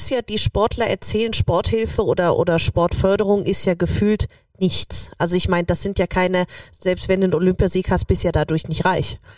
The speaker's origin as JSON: {"language": "German", "country": "Austria", "said": "dass wir auch als österreichisches Hotel oder generell als Österreicher ihm auch so eine Plattform bieten"}